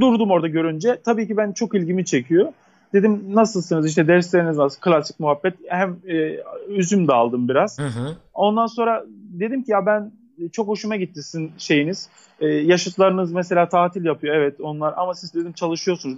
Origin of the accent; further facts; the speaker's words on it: Kahramanmaraş, Turkey; also born or lived in Istanbul; Elbistan bizim Maraş'ımızın bir ilçesi